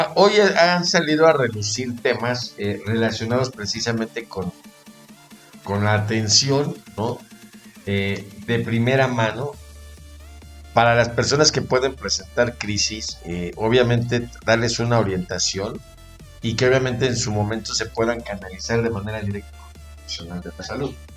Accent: Mexico; somos mexicanos

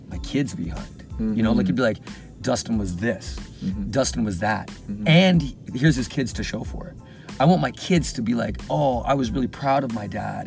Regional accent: Canada; I'm super Canadian.

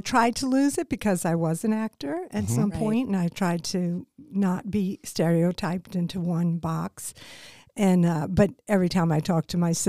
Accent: New Orleans, Louisiana, United States; moved away as an adult; also born or lived in Charlotte; I am a Cajun. I'm from New Orleans. That was where I was born and raised.

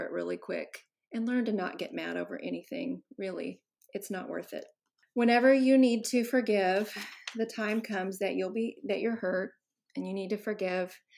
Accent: Texas, United States; I grew up in Texas and I'm the oldest of five kids

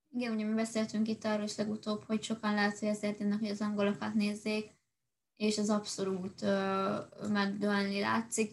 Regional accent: Hungary; magyarok vagyunk

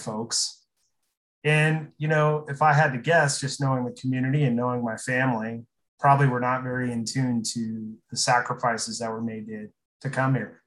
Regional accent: Aurora, Nebraska, United States; I'm from Aurora

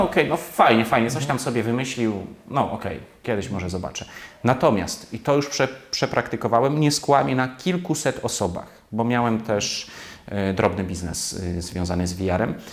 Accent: Poland; jestem stąd, znam ten język, tę kulturę

